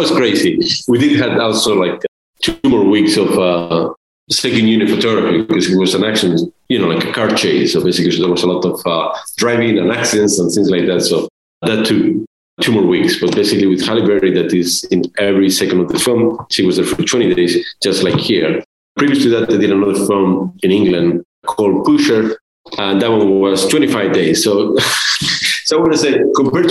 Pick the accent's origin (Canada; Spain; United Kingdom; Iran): Spain; moved away; I'm from Spain